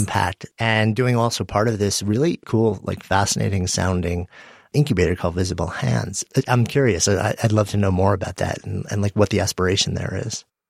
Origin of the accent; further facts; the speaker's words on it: New York City, New York, United States; being a New Yorker and being in New York City during that time